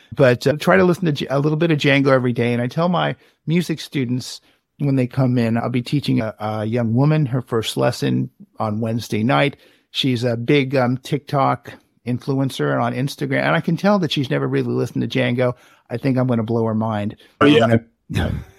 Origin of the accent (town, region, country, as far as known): Richmond, California, United States; born or raised there